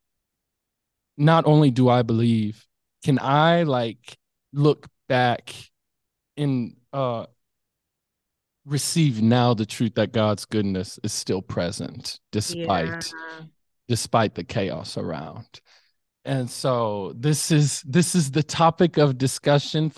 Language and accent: English; Midwest, United States; growing up in the Midwest